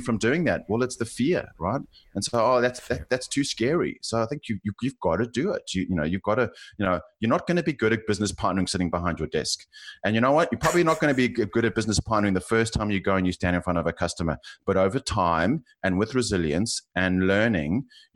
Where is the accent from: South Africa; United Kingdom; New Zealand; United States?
South Africa; accent: South African; now in Australia; you can probably tell from my accent, I'm South African, living in Australia, and I've lived in three cities